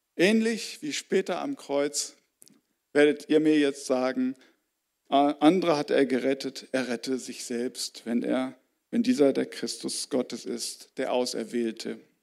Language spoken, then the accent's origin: German; Göttingen, Lower Saxony, Germany; moved away as an adult; also born or lived in Mali; in meiner Heimatstadt Göttingen